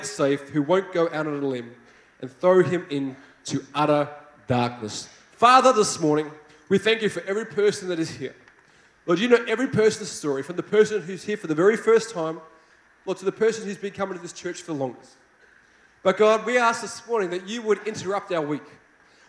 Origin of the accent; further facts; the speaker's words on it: Australia; accent: Australian; I hope you like my Australian accent